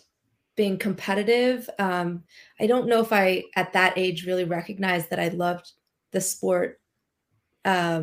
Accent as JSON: {"language": "English", "town": "Long Beach", "region": "California", "country": "United States", "tie": "born or raised there", "said": "I grew up in SoCal in Long Beach in California"}